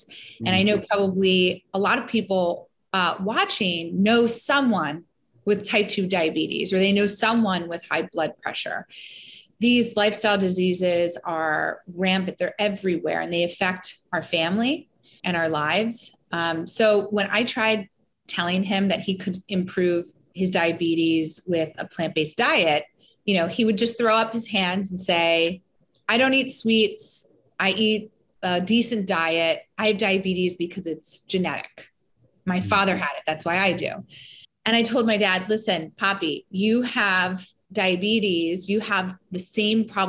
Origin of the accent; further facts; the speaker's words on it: Elkins Park, Pennsylvania, United States; also born or lived in Olney, Philadelphia; I grew up in Elkins Park.